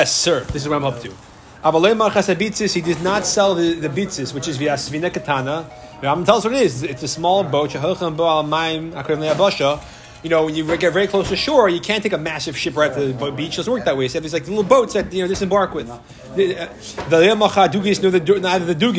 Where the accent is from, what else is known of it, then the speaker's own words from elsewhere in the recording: Syracuse, New York, United States; I grew up in Syracuse